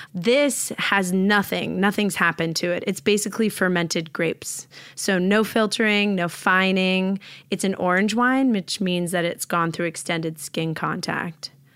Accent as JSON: {"language": "English", "region": "New York", "country": "United States", "moved": "yes", "lives_now": "Los Angeles, United States", "said": "I'm from New York"}